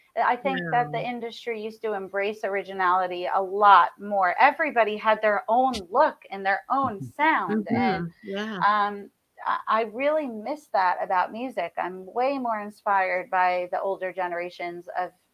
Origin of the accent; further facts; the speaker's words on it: New York, United States; being a New Yorker and not from the South, like a lot of other country music artists, I was highly influenced by rock and roll, pop, stuff that was more accessible here in New York. We didn't even have a country music radio station when I was growing up.